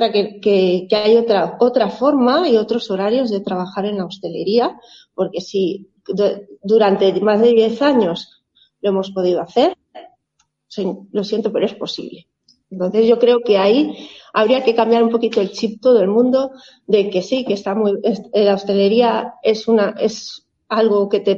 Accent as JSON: {"language": "Spanish", "town": "Zaragoza", "region": "Aragon", "country": "Spain", "lives_now": "Bielsa, Spain", "said": "mi, marido y yo somos eh, una pareja que vinimos de Zaragoza con nuestros tres pequeños, fuimos a parar a Bielsa"}